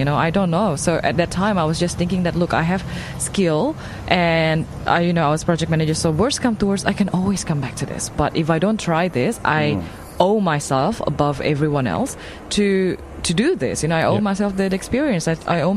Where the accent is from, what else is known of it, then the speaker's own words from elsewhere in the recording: Jakarta, Indonesia; moved away as an adult; also born or lived in Singapore / France / Paris; now in Melbourne, Australia; I was originally from Indonesia, Jakarta